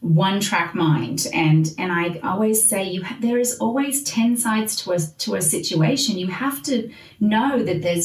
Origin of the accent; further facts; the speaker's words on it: Australia; now in United States; as an Australian white mom. Like, I didn't grow up here